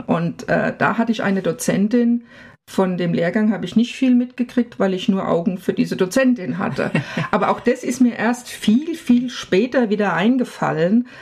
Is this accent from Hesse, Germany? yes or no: yes; village about 20 km from Frankfurt, Hesse, Germany; moved away as an adult; now in Freiburg, Germany; Frankfurt ist ungefähr 20 Kilometer weg, aber tiefstes Land